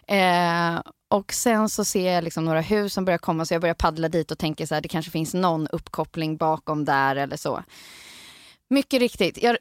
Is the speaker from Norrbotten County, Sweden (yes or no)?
no; Stockholm, Stockholm County, Sweden; jag är en sån stockholman som har tagit mig ut